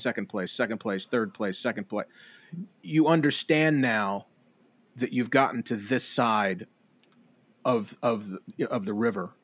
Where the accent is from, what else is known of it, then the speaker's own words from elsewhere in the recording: Tupelo, Mississippi, United States; a man who I grew up with here in Tupelo